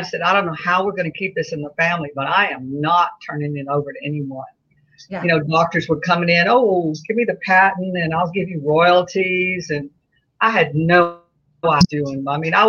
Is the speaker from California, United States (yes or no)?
no; Baton Rouge, Louisiana, United States; We grew up in Baton Rouge